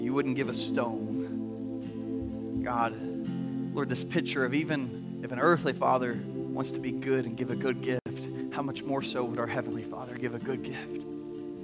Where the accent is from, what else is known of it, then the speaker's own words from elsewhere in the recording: Indiana, United States; moved away; I grew up in Indiana